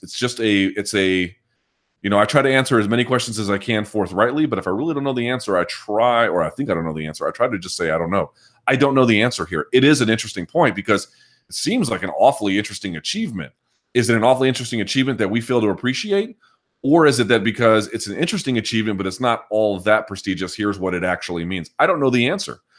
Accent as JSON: {"language": "English", "country": "United States", "said": "I'm American"}